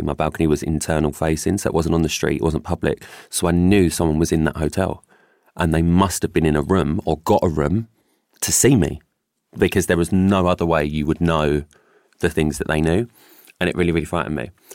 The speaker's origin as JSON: {"language": "English", "region": "London", "country": "United Kingdom", "tie": "born or raised there", "said": "I grew up in Stepney Green and it was probably the best upbringing I could have ever had"}